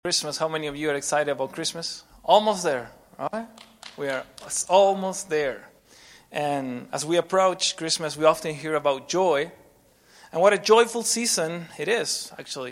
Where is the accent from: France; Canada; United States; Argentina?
Argentina; moved away as an adult; also born or lived in Guatemala; I'm from Argentina